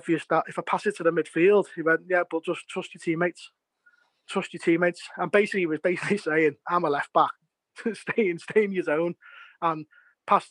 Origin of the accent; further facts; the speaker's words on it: England, United Kingdom; I'm English